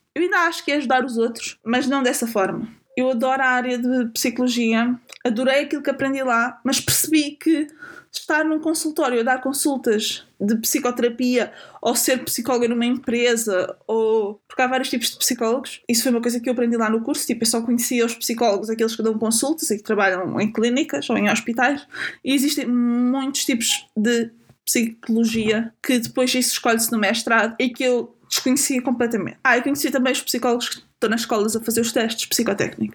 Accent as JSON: {"language": "Portuguese", "region": "a small village in Lisbon District", "country": "Portugal", "said": "Eu sou de Lisboa, sou de uma pequena aldeia que pertence ao distrito de Lisboa"}